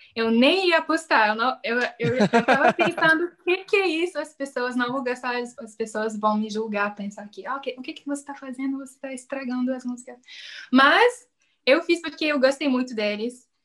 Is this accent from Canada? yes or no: yes; Canada; Portuguese is a second language; eu sou canadense, eu falo inglês e francês